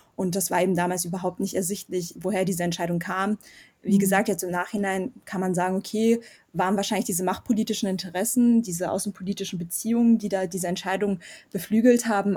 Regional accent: Germany; also born or lived in Yerevan, Armenia; ich bin eben selber in Deutschland auch aufgewachsen

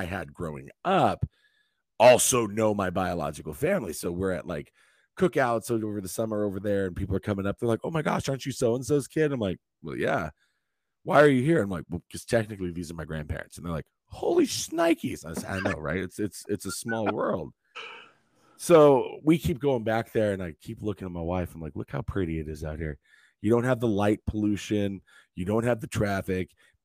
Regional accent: Eastern Washington, United States; also born or lived in Connecticut; I was born and raised in Eastern Washington, a small little farming community

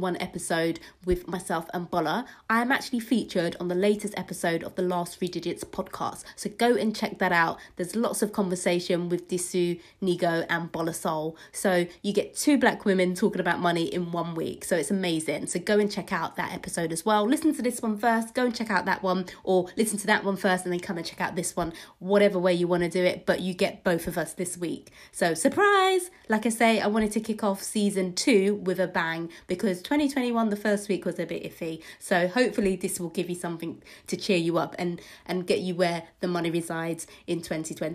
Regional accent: London, United Kingdom; I'm from East London

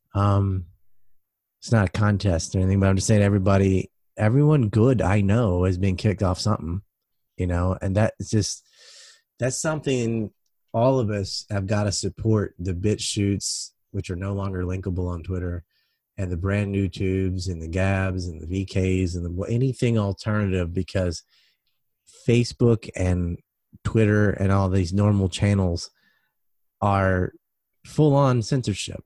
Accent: United States; I'm an American

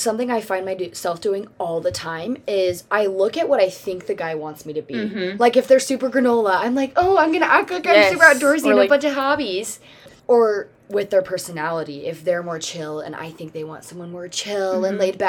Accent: Michigan, United States; Oh, I'm from Michigan.

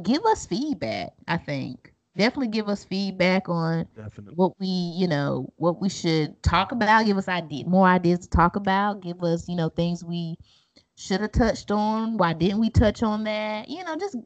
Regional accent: Durham, North Carolina, United States; I'm from North Carolina.

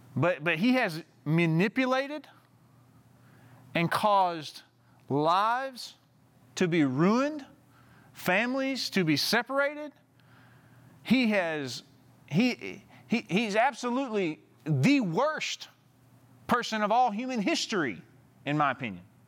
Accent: Southeast Arkansas, United States; moved away; my hometown, like, at a small town, uh, that I grew up in, in Southeast Arkansas

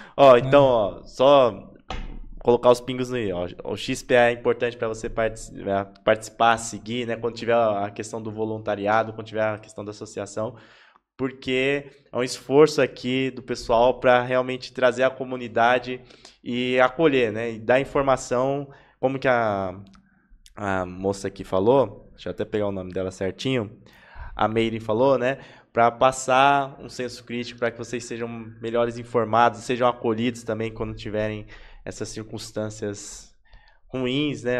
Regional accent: São Paulo, Brazil; Eu também sou de Itaquera, é fundão também aqui da, da Zona Leste

